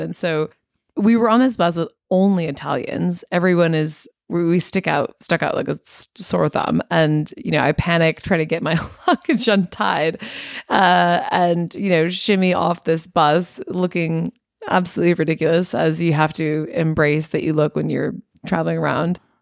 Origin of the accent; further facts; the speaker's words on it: United States; now in Sydney, Australia; being an American